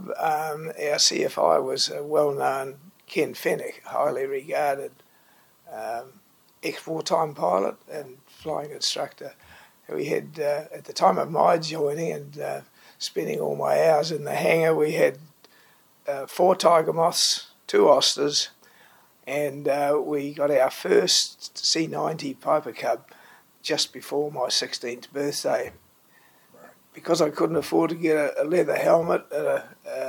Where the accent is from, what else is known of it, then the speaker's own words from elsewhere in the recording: Hamilton, Waikato, New Zealand; I born and grew up in Hamilton